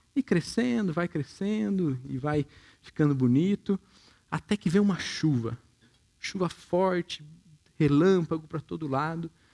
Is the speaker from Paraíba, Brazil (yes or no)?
no; Minas Gerais, Brazil; moved away; eu também vim de Minas